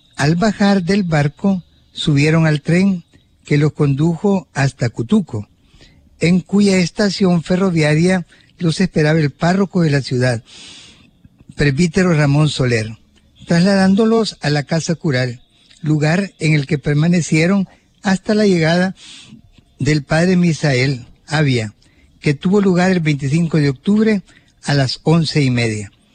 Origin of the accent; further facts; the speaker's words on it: Suchitoto, Cuscatlán, El Salvador; allá en mi pueblo natal de Suchitoto